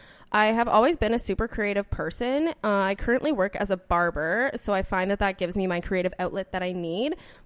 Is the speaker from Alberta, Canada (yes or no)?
yes; Alberta, Canada; moved away as an adult; now in British Columbia, Canada; born and raised in Alberta. I am 28 years old. I moved to BC back in February of 2022, and I absolutely love it out here.